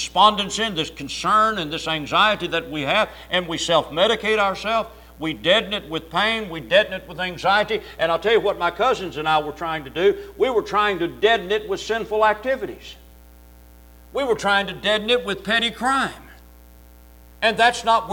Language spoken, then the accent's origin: English; Louisville, Kentucky, United States; In the neighborhood I grew up in Louisville, Kentucky, on the block where I lived